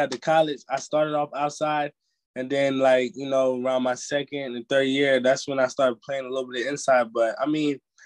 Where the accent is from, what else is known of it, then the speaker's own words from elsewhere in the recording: New Jersey, United States; I'm from Jersey, so it's really home